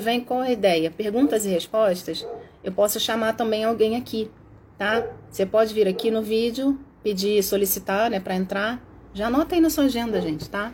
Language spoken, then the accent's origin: Portuguese; Rio de Janeiro, Brazil; E mesmo porque eu sou carioca, eu falo mesmo